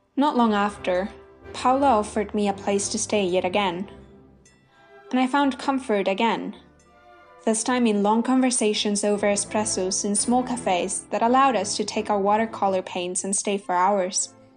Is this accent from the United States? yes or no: no; Madrid, Community of Madrid, Spain; moved away; I grew up in Madrid